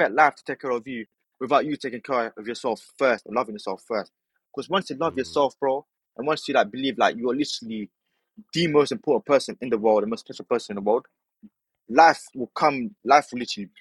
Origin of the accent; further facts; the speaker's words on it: Morocco; now in United Kingdom; I'm actually from Morocco. But yeah, I'm Moroccan.